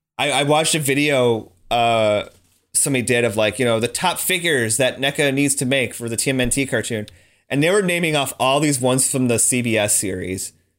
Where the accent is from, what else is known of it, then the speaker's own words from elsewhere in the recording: United States; I am stupid American